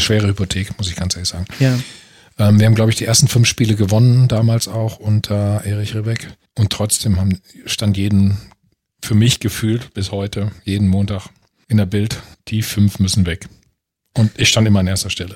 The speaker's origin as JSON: {"language": "German", "town": "Bad Salzuflen", "region": "North Rhine-Westphalia", "country": "Germany", "tie": "born or raised there", "also_born_or_lived": "Munich", "moved": "as an adult", "said": "in meiner Heimatstadt Bad Salzuflen"}